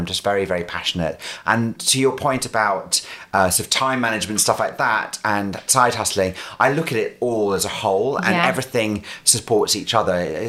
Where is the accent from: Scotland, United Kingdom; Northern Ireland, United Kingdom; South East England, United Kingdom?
Scotland, United Kingdom; accent: strong Scottish; also born or lived in London; Went, left London, came to live back in Scotland.